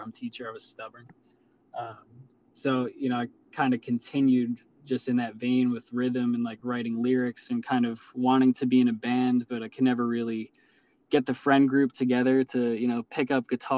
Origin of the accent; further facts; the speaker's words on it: Long Island, New York, United States; I'm from Long Island, not the city or something